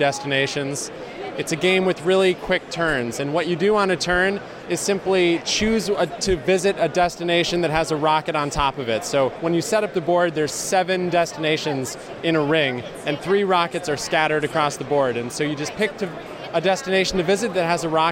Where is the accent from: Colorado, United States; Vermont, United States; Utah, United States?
Vermont, United States; Burlington; also born or lived in Ohio; now in Nashville, United States; I was born in Ohio, but I grew up in Burlington, Vermont